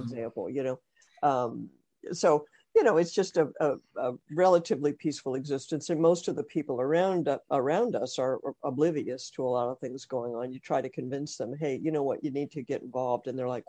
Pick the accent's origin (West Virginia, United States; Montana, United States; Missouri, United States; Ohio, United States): Ohio, United States; also born or lived in California; now in Louisiana, United States; I'm originally from Ohio. I'm actually a Buckeye.